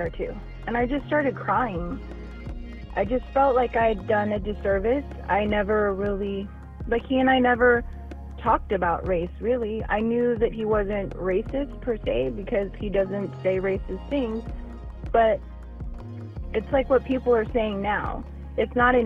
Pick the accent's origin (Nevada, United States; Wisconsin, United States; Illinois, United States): Nevada, United States; Las Vegas; also born or lived in upstate New York; now in Southern California, United States; I was born in upstate New York, but I grew up in Las Vegas, Nevada. Currently, I live in Southern California.